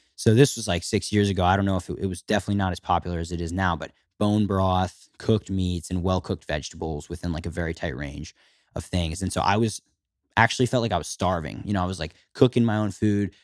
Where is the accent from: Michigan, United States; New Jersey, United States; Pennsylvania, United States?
Pennsylvania, United States; Philadelphia; I was fourteen years old and living, growing up in Philadelphia, a suburb